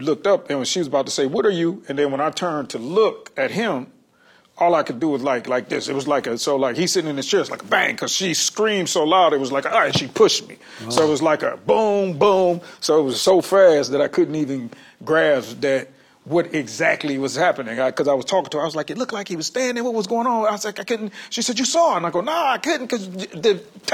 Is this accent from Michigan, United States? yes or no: yes; Detroit, Michigan, United States; I'm from Detroit